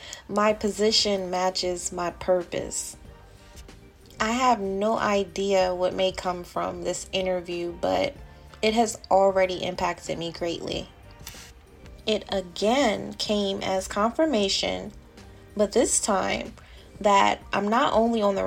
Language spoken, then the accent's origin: English; Delaware, United States; my home state popped up, which was Delaware